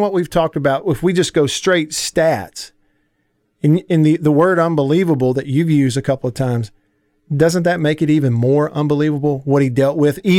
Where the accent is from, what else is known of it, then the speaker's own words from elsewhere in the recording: the South, United States; as a kid growing up in the South